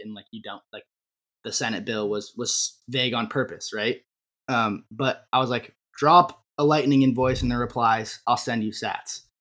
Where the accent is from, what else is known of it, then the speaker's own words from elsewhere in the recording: Vermont, United States; growing up in Vermont